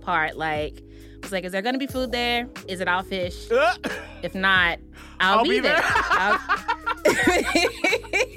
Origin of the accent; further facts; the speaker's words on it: the South, United States; moved away as an adult; I'm a black woman, mm-hmm. and I'm from the South